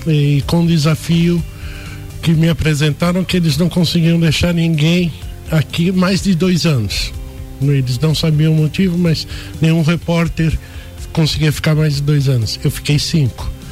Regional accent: São Paulo, Brazil; moved away as an adult; also born or lived in Mogi das Cruzes / Paraná / Criciúma; now in Lages, Brazil; eu sou paulistano, né? Nasci em São Paulo, fiz a minha faculdade de jornalismo em Mogi das Cruzes

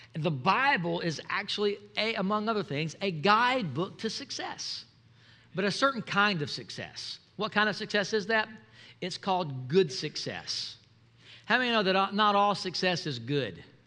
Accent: Mobile, Alabama, United States; I'm from uh, I'm from Mobile, Alabama

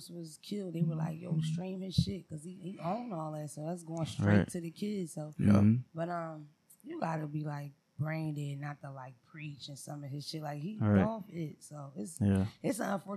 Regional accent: Philadelphia, Pennsylvania, United States; I'm from Philadelphia originally

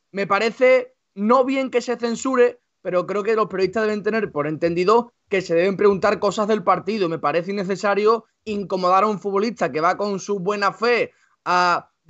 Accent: Andalusia, Spain; Soy al andaluz.

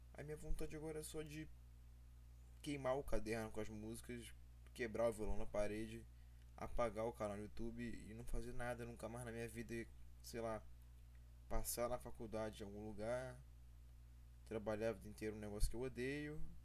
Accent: Brazil; Eu sou brasileiro, eu nasci no Brasil.

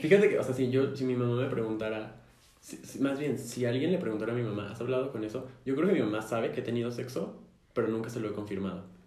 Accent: Mexico City, Mexico; somos chilangos nacidos y, y criados, nacidos y criados en la Ciudad de México

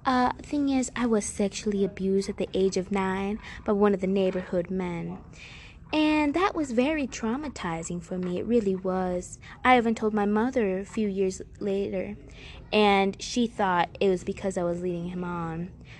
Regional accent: Cherryville, Kansas, United States; born there; Well, I was born in Cherryville, Kansas

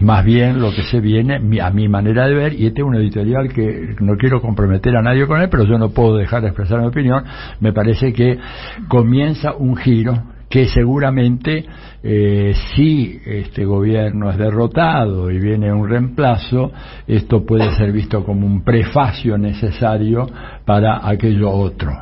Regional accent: Argentina; yo como ciudadano argentino

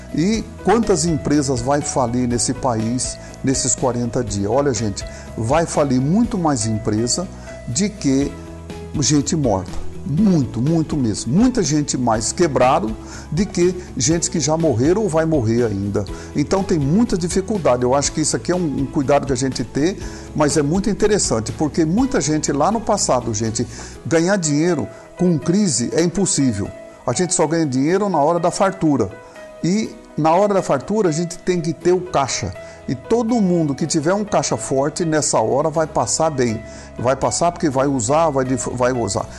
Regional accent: Brazil; nós que somos brasileiros

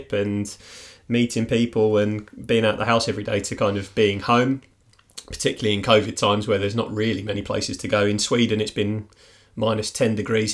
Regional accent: near Mitcham, London, United Kingdom; moved away; based in Mitcham, which is actually really close to my hometown as well.

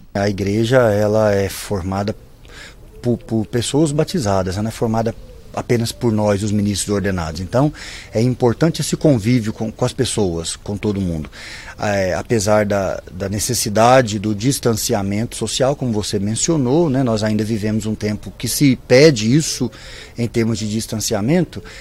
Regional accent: Itaúna, Minas Gerais, Brazil; now in Pará de Minas, Brazil; eu sou daqui de perto, eu sou natural de Itaúna

